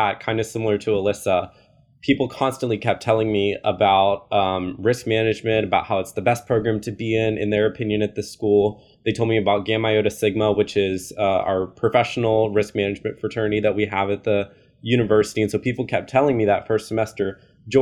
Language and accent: English; Dallas, Texas, United States; also born or lived in San Antonio, Texas; I'm from Texas, born and raised. I've been here my whole life. I grew up in the DFW area